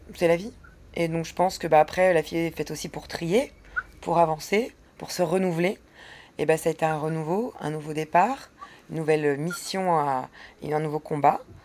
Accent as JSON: {"language": "French", "area": "the Nord", "region": "Hauts-de-France", "country": "France", "moved": "yes", "said": "je suis du Nord"}